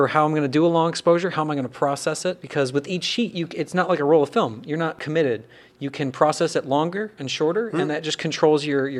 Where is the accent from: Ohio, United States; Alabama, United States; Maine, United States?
Ohio, United States; Findlay; In my hometown, Findlay, Ohio